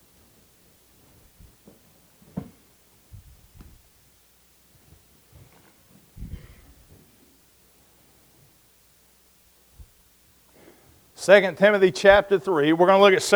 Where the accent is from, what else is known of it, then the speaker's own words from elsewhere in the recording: Oklahoma, United States; I'm from Oklahoma. We call that a storm